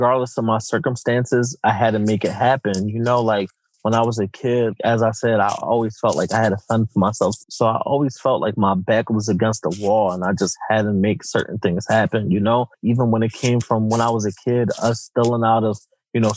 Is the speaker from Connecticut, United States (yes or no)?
no; Philadelphia, Pennsylvania, United States; growing up in Philadelphia, especially North Philly